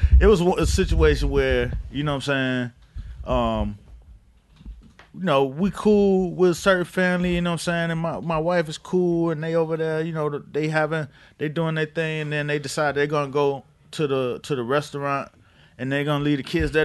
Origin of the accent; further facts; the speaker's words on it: Miami, Florida, United States; I'm from Miami